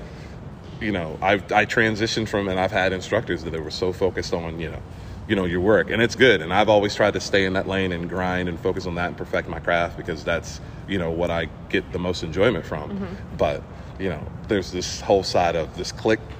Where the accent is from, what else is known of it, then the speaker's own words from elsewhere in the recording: Virginia, United States; I'm from Virginia.